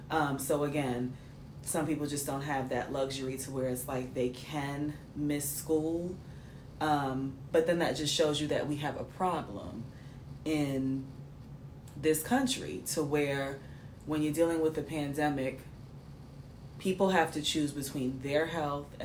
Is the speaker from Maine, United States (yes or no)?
yes; Maine, United States; Yeah, I'm from Maine.